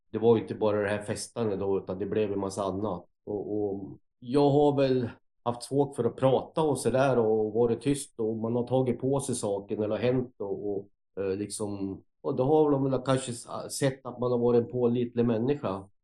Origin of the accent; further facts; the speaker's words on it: Gävle, Gävleborg County, Sweden; also born or lived in Sandviken; Ja, jag är ju uppväxt till en början en kort tid eh, utanför Sandviken. Då. Sen så växte jag upp i Gävle fram till lekis. Då bodde jag med min mamma.